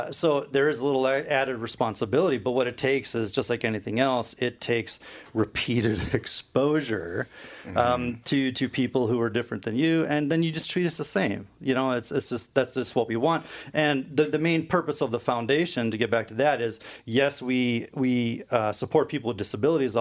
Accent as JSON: {"language": "English", "town": "Fort Collins", "region": "Colorado", "country": "United States", "tie": "born or raised there", "also_born_or_lived": "Marshall", "said": "we were raised in Colorado in Fort Collins because my dad directed this Lutheran camp"}